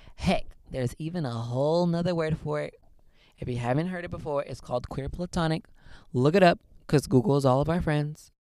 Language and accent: English; Southern California, United States; I am born and raised in Southern California